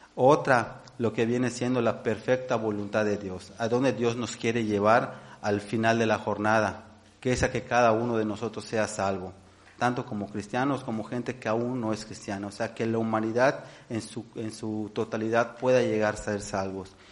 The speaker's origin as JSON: {"language": "Spanish", "country": "Mexico", "said": "nosotros como, como mexicanos"}